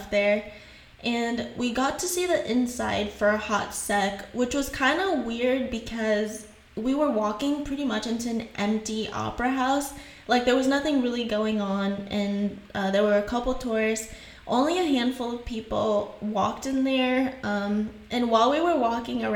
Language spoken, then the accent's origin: English; Haiti; accent: Haitian; first language French and Haitian Creole; English is a second language; moved away; I grew up speaking French, I grew up in Haiti, and I learned French and Creole, and English was my third language.